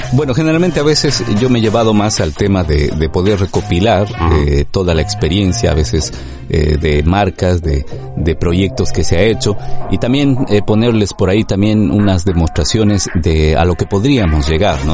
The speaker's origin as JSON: {"language": "Spanish", "country": "Ecuador", "also_born_or_lived": "Madrid, Spain", "moved": "as an adult", "lives_now": "London, United Kingdom", "said": "trabajando ya en medios de comunicación en mi país"}